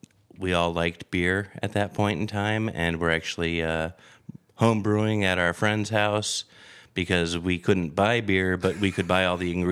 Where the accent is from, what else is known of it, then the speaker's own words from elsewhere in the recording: Phoenix, Arizona, United States; also born or lived in Glendale, Arizona / Tempe, Arizona; I grew up in the Phoenix metropolitan area. When I was little, Glendale. High school era was Tempe.